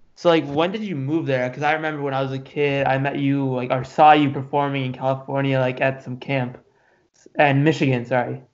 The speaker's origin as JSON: {"language": "English", "country": "Pakistan", "said": "I'm I'm from Pakistan"}